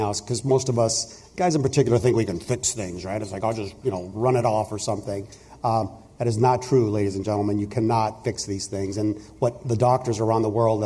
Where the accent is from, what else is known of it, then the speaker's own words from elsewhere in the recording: Huntington Beach, California, United States; I grew up in Huntington Beach, so I was a surfer kid